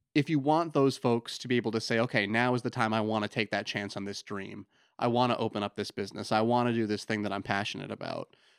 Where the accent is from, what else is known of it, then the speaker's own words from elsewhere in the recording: Lyman, Maine, United States; also born or lived in Portland, Maine; I grew up in Lyman, so, you know, been in Maine pretty much my whole life